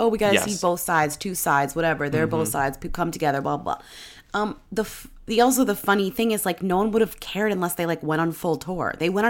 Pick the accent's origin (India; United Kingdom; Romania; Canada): Canada; I'm Canadian